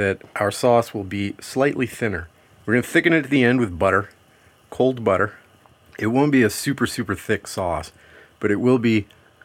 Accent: Louisiana, United States; I'm from Louisiana

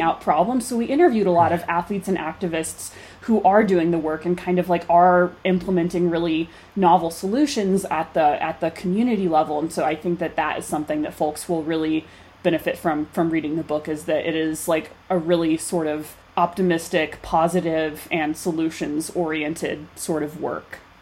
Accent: Fayetteville, Arkansas, United States; moved away as an adult; now in Colorado, United States; growing up in Fayetteville, track capital of the mm-hmm. world

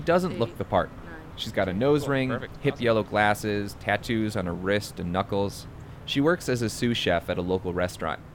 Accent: Washington, District of Columbia, United States; I'm from Washington, D.C.

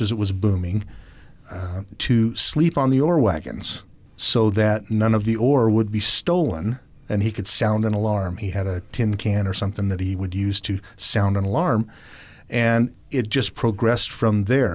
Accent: Tooele, Utah, United States; Growing up in Tooele, which is where I was born and raised

